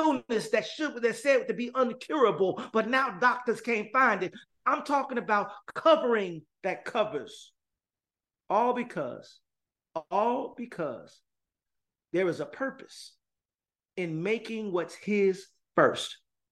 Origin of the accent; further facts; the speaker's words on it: Gary, Indiana, United States; now in San Jose, United States; I'm from Gary, Indiana, born and raised.